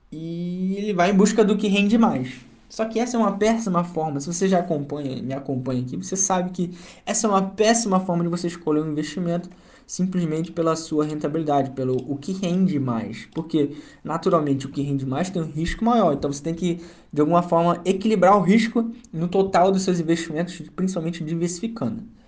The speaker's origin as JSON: {"language": "Portuguese", "town": "Duque de Caxias", "region": "Rio de Janeiro", "country": "Brazil", "tie": "born or raised there", "accent": "carioca", "said": "sou nascido e criado no Rio, na cidade de Duque de Caxias"}